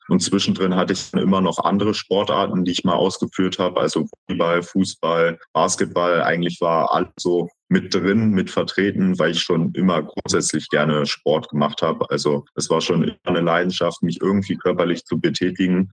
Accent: Berlin, Germany; ich komme ja aus Berlin, dass ich dort halt ein Einzelstudio, nämlich die XXXL Schmiede, gefunden habe und dort halt mit 14 schon im Studio anfangen konnte zu trainieren

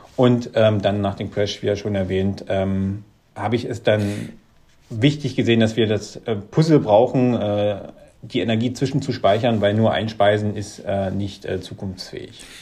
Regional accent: Wittenberg, Saxony-Anhalt, Germany; Ich komme hier aus der Lutherstadt Wittenberg, ähm, das liegt so zwischen Leipzig und Berlin.

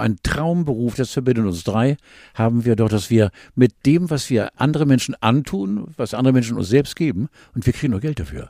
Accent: Northern Germany, Germany; als wirklich als Norddeutscher mit blauen Augen

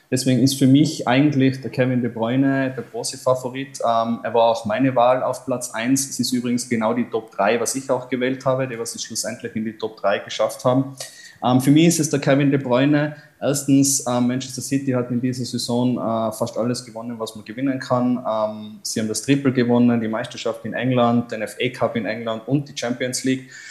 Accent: Tyrol, Austria; Und es ist tatsächlich eine sehr große Ehre, dass man da als, als Tiroler sozusagen in die große weite Fußballwelt eintauchen kann

